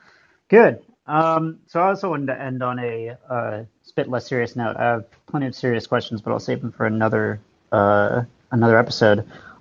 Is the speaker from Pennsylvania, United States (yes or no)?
no; Bethesda, Maryland, United States; moved away as an adult; also born or lived in New York; now in Washington, D.C., United States; Well, so I grew up in Bethesda, so right on the border, right in Maryland. And then I traveled around a little bit. Went to college in New York, and then like a little bit after college moved to DC proper.